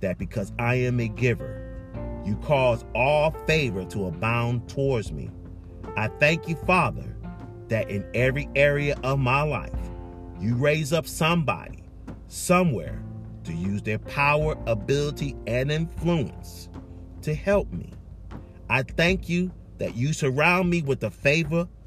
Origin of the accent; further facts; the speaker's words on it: Charleston, South Carolina, United States; I'm from Charleston